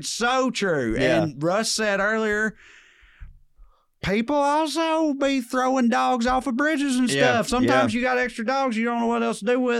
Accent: Selina, Tennessee, United States; Growing up in Salina

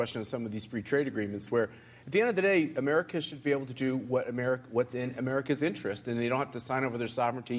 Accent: Kansas, United States; I'm from Kansas.

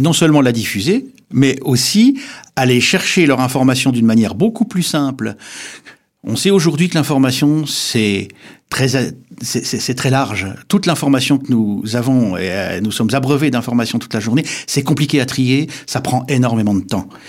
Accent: Épinal, Grand Est, France; je suis vosgien parce que je suis né à Épinal

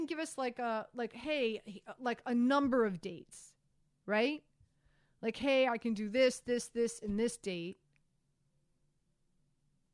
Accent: Miami, Florida, United States; moved away; also born or lived in Baltimore, Maryland; I grew up in Miami

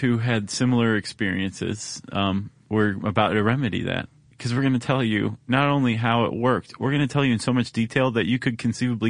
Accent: Ohio, United States; moved away; I grew up in Ohio.

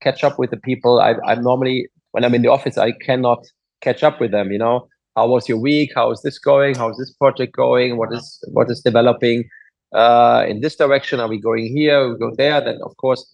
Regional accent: Germany; English is a second language; moved away as an adult; also born or lived in Bel Air, Los Angeles; now in Los Angeles, United States; I'm German, as I said. I grew up there

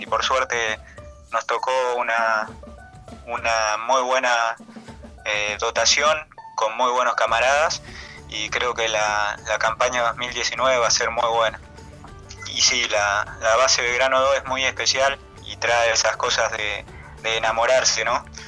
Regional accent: Chajarí, Entre Ríos, Argentina; yo de Chajarí, Entre Ríos. Nací ahí en la, ciudad de Entre Ríos

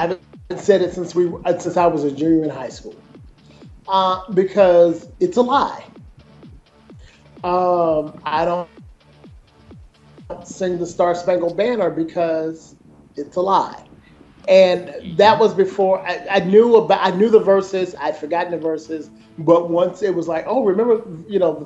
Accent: Georgia, United States; I came from Georgia

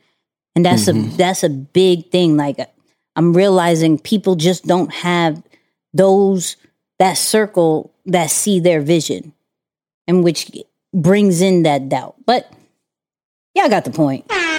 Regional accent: Houston, Texas, United States; I came from Houston, and, you know, I had my mother died

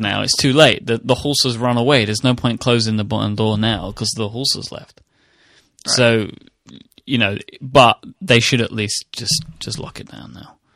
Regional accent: United Kingdom; I'm a British person.

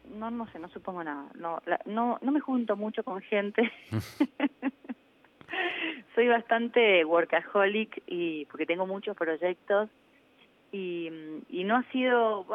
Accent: Mendoza, Argentina

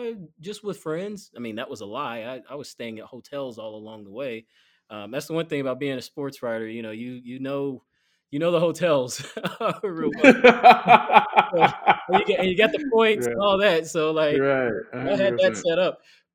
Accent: Chicago, Illinois, United States; Where are you from? Oh, Chicago.

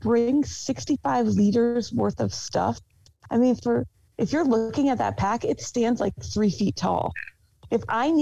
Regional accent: New England, United States; moved away; I grew up in New England

